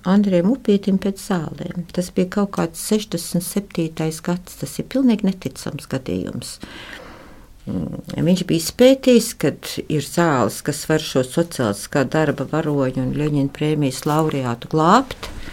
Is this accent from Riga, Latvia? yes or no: yes; Riga, Latvia; Es esmu dzimusi pie Stradiņas slimnīcas. Un mēs eh, līdz 18 gadu vecumam manam eh, dzīvojam vecā koka mājā pretī Stradiņas slimnīcai